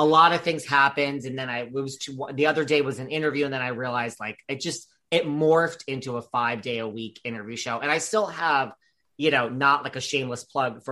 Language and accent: English; New York, United States; I'm from New York